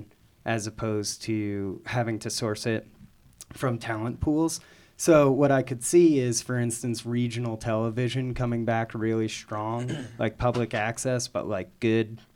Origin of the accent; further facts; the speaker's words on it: New Jersey, United States; moved away; I'm from the East Coast originally. I'm from New Jersey